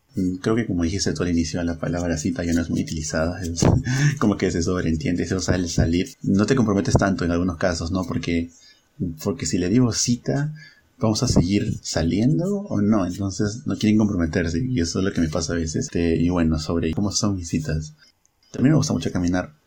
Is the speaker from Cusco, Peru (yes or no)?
no; Huacho, Lima, Peru; yo soy de Huacho